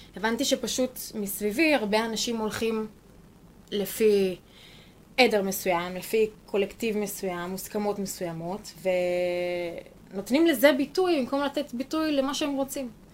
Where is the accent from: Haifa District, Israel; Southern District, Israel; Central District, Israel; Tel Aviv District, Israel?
Central District, Israel; Ein Sarid; born or raised there